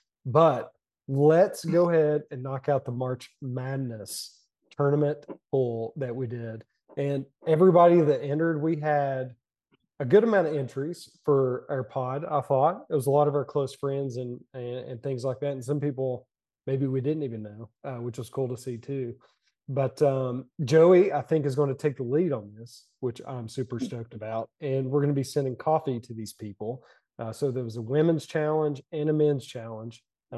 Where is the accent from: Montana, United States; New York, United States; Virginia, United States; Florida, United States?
Virginia, United States; And it was like, you're from Wise County. Holy shit. I'm from Dickinson. What?